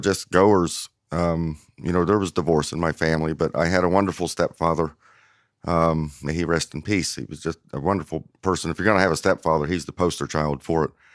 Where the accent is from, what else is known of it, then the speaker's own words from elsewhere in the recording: New Castle, Indiana, United States; moved away; also born or lived in Cleveland, Tennessee; growing up in Newcastle, it's a, a relatively mid-size, mid-size small town.